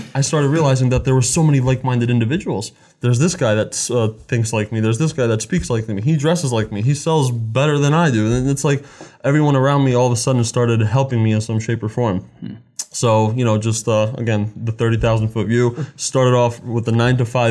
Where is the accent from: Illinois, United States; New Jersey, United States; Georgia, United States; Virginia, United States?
New Jersey, United States; I was born in New Jersey, first born in my family, as we're all from Slovakia and back in Europe